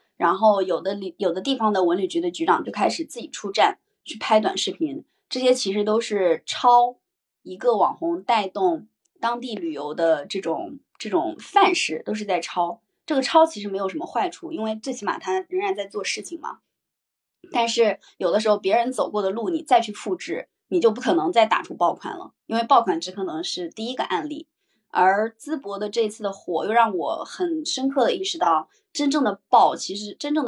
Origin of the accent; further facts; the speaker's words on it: Henan, China; 我的城，我的家乡河南